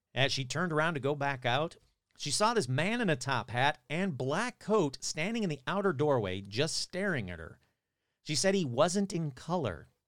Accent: Fenton, Michigan, United States; now in California, United States; my hometown, my home state of Michigan. Fenton, Michigan, to be exact

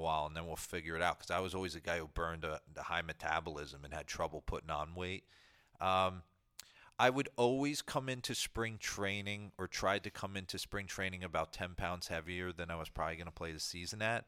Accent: New Jersey, United States; I grew up in New Jersey

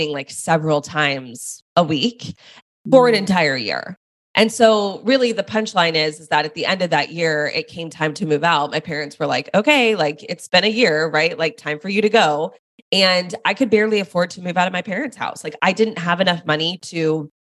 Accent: Dallas, Texas, United States; I moved back home to Dallas, which is where I'm from.

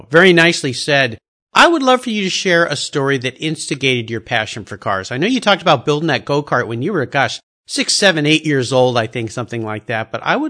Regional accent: Southern California, United States; when I was a little kid growing up in Southern California.

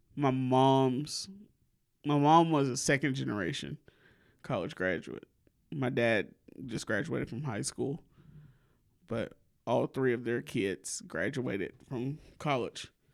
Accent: Alabama, United States; accent: southern; My people from Mississippi, I was raised in Alabama

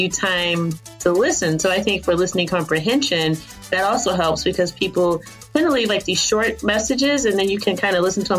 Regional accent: East Coast of the U.S., United States; I'm from the East Coast of the U.S.

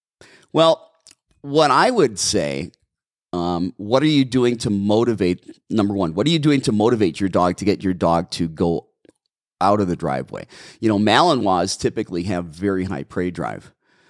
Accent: Brown Deer, Wisconsin, United States; I'm from Wisconsin, Audrey. I'm from Brown Deer, Wisconsin, originally, in a little tiny village of Milwaukee County.

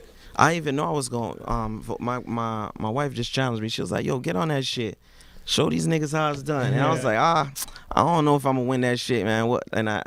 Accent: Miami, Florida, United States; moved away as an adult; also born or lived in Montreal, Canada; now in Canada; just growing up in Miami

